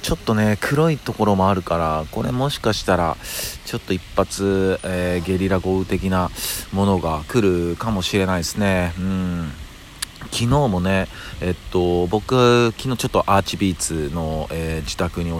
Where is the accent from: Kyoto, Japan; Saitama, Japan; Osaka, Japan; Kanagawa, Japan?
Kyoto, Japan; now in Tokyo, Japan; 実はですね僕京都出身なんですよ、うんまあ、京都出身で、えー、っとまあ、転勤転校を繰り返して、でまあ、え最終に最終の着地が東京になってるんですけど